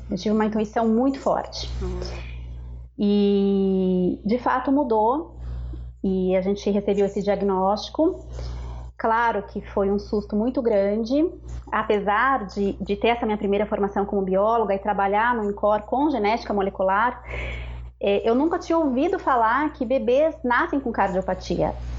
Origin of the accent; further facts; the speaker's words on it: São Paulo, Brazil; moved away as an adult; eu sou natural de São Paulo, morava lá com as crianças